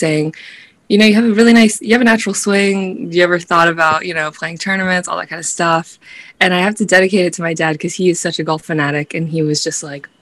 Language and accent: English; Florida, United States; moved away as an adult; also born or lived in upstate New York; I was from Florida